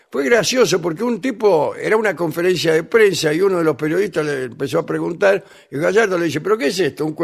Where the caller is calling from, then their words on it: Lomas del Mirador, Buenos Aires Province, Argentina; Vengadores … de Lomas del Mirador.